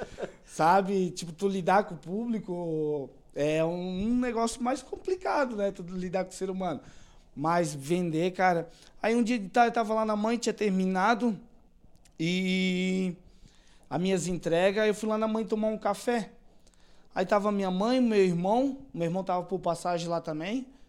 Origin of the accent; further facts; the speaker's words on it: Blumenau, Santa Catarina, Brazil; eu sou natural aqui mesmo de Blumenau